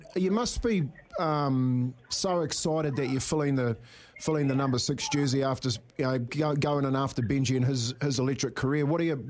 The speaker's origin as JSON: {"language": "English", "town": "Whangarei", "region": "Northland", "country": "New Zealand", "tie": "born or raised there", "said": "Myself, I was born in Whangarei"}